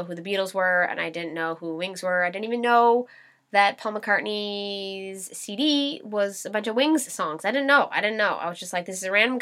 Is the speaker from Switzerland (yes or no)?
no; Canada; I'm a Canadian Scorpio